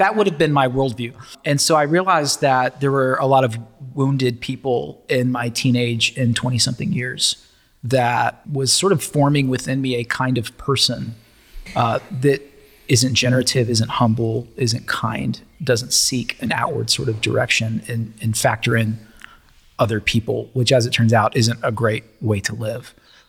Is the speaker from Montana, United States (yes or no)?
no; Brentwood, Tennessee, United States; now in Charleston, United States; I was raised in Brentwood, Tennessee, so I feel like it's kind of a homecoming being back this way.